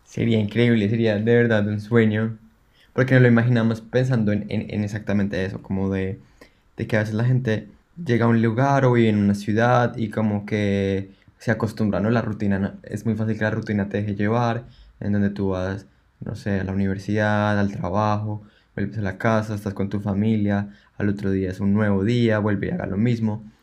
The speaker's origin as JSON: {"language": "Spanish", "region": "Bogotá", "country": "Colombia", "moved": "as an adult", "lives_now": "Melbourne, Australia", "said": "como colombianos"}